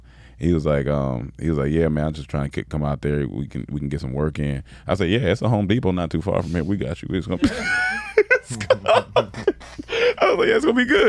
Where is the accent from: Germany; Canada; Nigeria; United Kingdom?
Germany; I'm from Germany.